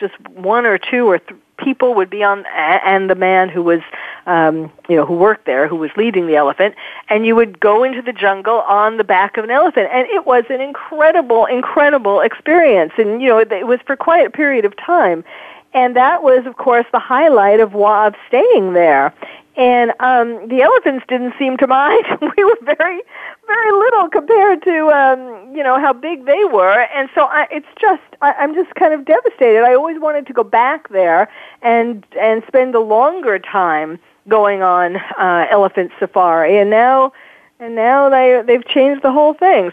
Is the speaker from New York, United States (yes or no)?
yes; New York City, New York, United States; growing up in New York, um, certainly I went to circuses a lot